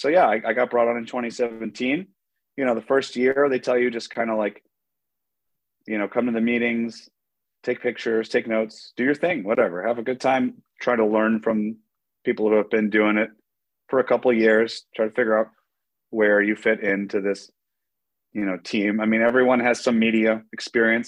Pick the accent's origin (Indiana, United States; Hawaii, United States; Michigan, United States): Michigan, United States; Detroit; also born or lived in Asia; I'm from Detroit